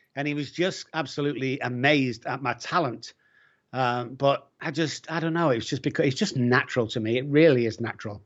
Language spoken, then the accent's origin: English; Manchester, North West England, United Kingdom; I'm from Manchester